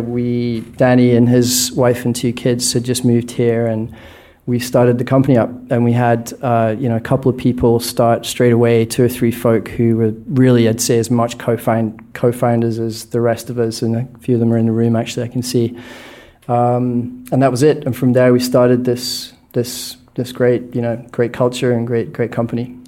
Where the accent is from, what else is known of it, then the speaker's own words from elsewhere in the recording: Scotland, United Kingdom; moved away; born in Scotland, which I think, if it's not the least sunny country on planet Earth, it's certainly a candidate